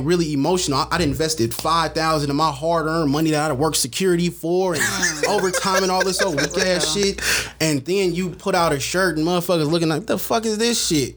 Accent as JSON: {"language": "English", "town": "San Francisco", "region": "California", "country": "United States", "moved": "yes", "lives_now": "Antioch, United States", "said": "I'm originally from San Francisco, California, but gentrification got my ass up out of there."}